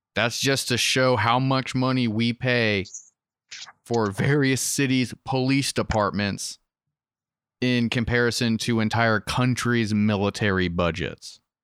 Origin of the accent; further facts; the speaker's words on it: Western Maryland, United States; born and raised in Western Maryland